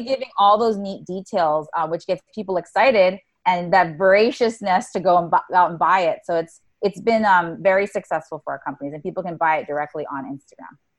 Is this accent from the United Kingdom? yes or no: no; Oahu, Hawaii, United States; moved away as an adult; also born or lived in Silicon Valley; I was born and raised on Oahu.